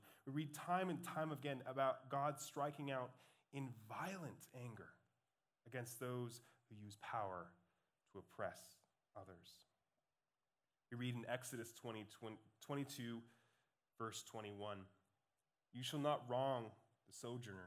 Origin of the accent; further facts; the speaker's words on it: Montana, United States; moved away; also born or lived in California; Growing up in the Montanan desert